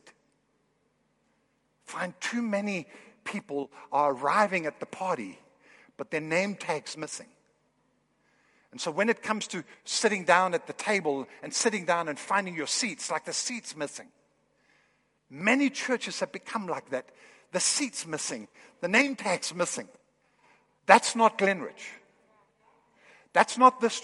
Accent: Kolding, Southern Denmark, Denmark; moved away; I'm from Northern Europe.

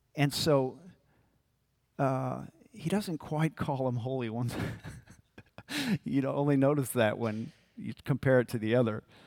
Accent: New Orleans, Louisiana, United States; I'm from New Orleans

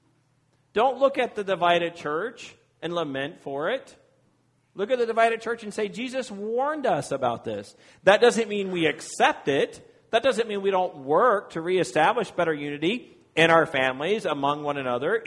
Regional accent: Virginia, United States; moved away; I'm from Virginia and I'm a proud Virginian

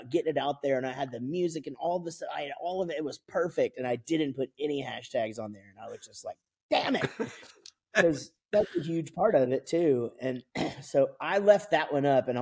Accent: Wichita Falls, Texas, United States; we're from Wichita Falls, Texas, which are really, you know, small town here about 3 hours north of where we live now

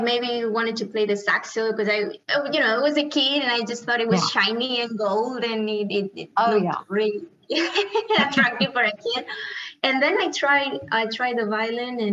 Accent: Cerdanyola del Vallès, Catalonia, Spain; moved away; also born or lived in Miami, United States; I grew up in a town called Sardanyola, very close to Barcelona

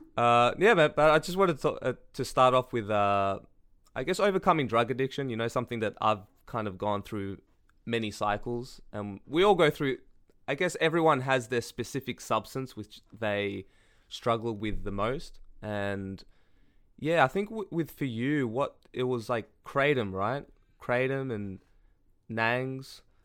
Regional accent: Australia; I'm Australian

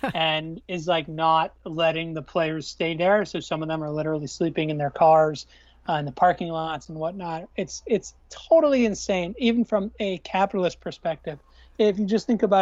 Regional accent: Long Island, New York, United States; the Long Island Ducks near my hometown

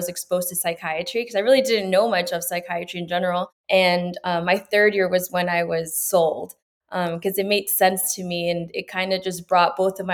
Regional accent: Los Banos, California, United States; born or raised there; also born or lived in Peru / Gustine, California

